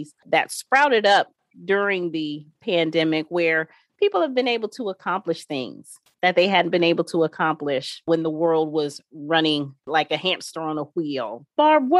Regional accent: Ohio, United States; moved away; my home state of Ohio

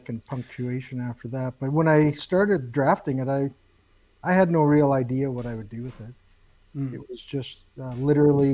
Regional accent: Canada; as a Canadian

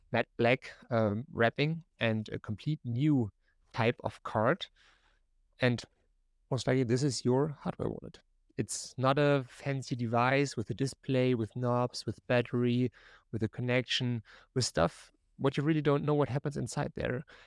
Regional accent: Germany; English is a second language; now in North Carolina, United States; You maybe hear a little bit of my accent. I'm typically from Germany, but I'm living right now in North Carolina here in the United States

